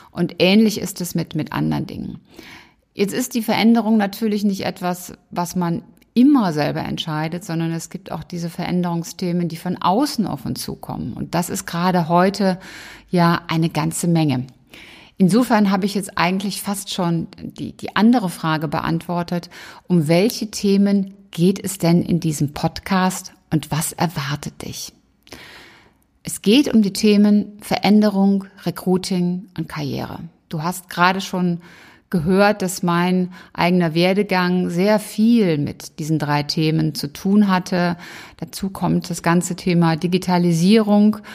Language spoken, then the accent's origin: German; Rhineland, Germany; ich bin Rheinländerin und Rheinländer sind ja sowieso ähm, alleine durch die Karnevalzeit dann doch sehr musikalisch unterwegs.